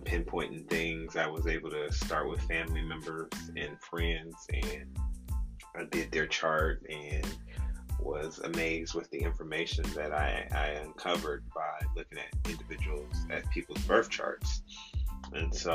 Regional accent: Midwest, United States; I grew up in the Midwest

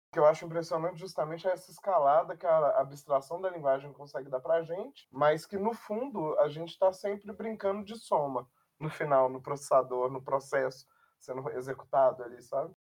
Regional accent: Belo Horizonte, Minas Gerais, Brazil; eu sou aqui de Belo Horizonte, então eu percebo muito o mercado daqui

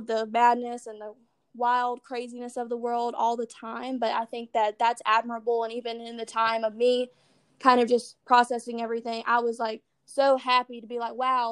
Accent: Acworth, Georgia, United States; also born or lived in Atlanta; I grew up in Ackworth

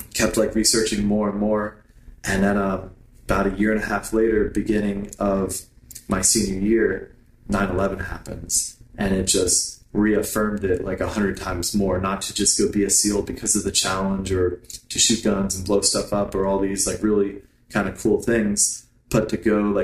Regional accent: Lehigh Valley, Pennsylvania, United States; I grew up on the East Coast in Pennsylvania. I was actually born on a dairy farm in the Lehigh Valley

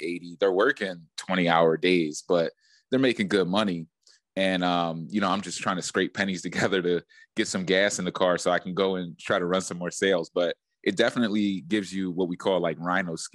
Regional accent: Philadelphia, Pennsylvania, United States; moved away; I'm from Philly, so when I go back to Pennsylvania

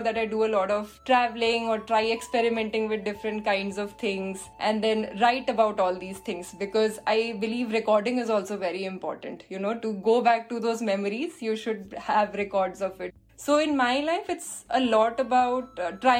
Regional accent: India; moved away as an adult; also born or lived in Visakhapatnam / Mumbai; now in United Kingdom; I can go back to my home country

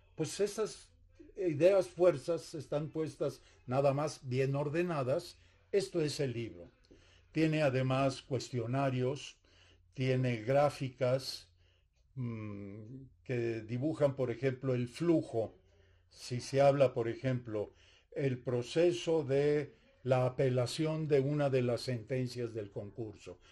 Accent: Mexico; yo soy, mexicano también

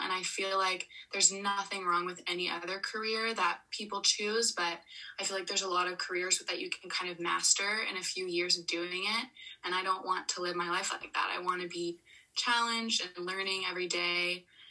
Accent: Florida, United States; moved away as an adult; I grew up in Florida all the way till when I was 18

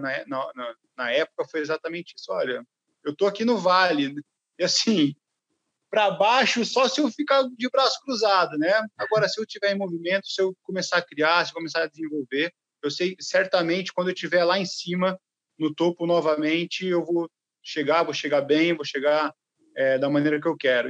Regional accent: Limeira, São Paulo, Brazil; eu sou do interior de São Paulo, sou de Limeira

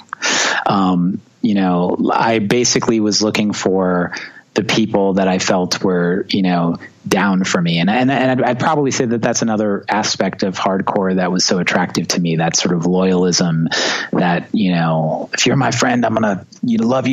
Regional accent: New York, United States; also born or lived in Long Island; growing up in New York and being a drummer is challenging because everyone lives on top of each other

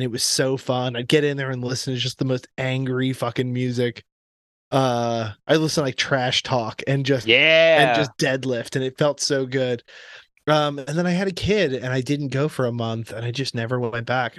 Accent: Florida, United States; I grew up in Florida. In fact, I grew up near a really great surfing beach in Florida

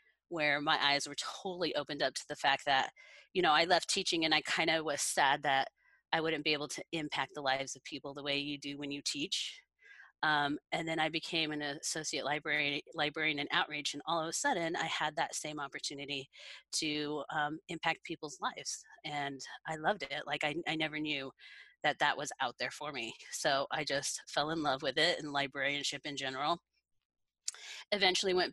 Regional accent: Kersey, Colorado, United States; I was born and raised in Kersey, which is just, you know, east of Greeley.

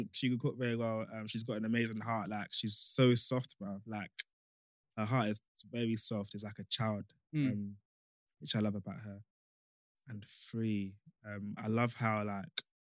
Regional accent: Essex, East of England, United Kingdom; we're from Essex

